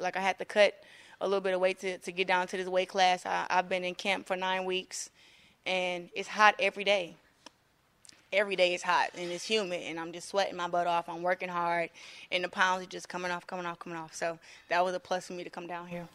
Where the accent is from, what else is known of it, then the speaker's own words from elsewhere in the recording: Flint, Michigan, United States; I'm, like, the hope for my town